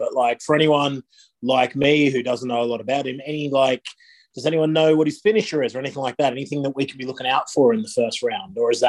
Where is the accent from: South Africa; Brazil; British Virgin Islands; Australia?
Australia; now in United Kingdom; I'm from Australia where like Nitro was even more accessible than Raw on TV.